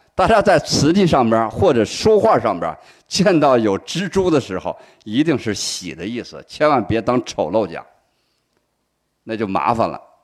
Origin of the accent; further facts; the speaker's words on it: China; 我们伟大的中华人民共和国成立